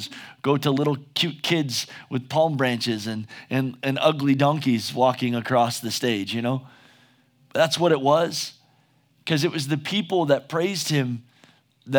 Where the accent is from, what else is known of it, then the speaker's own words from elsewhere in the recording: United States; just as an American